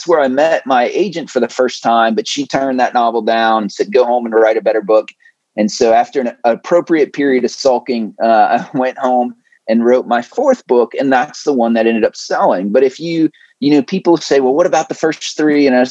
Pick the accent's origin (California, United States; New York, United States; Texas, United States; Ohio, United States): Ohio, United States; I grew up in the Midwest in Ohio originally